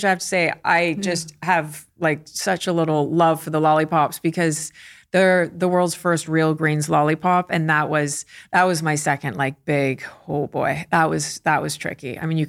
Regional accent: United States; and I'm American, so I can say that.

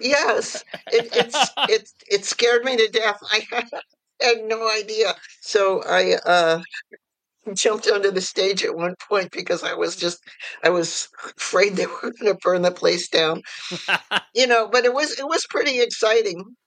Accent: New York City, New York, United States; I was born in New York City and I was raised in various parts of the city and also the suburbs and back in the city for high school.

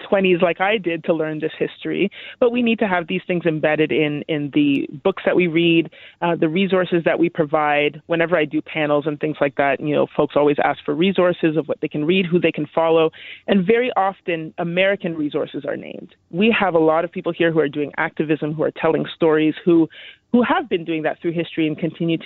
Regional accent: Canada; I'm born and raised in Canada

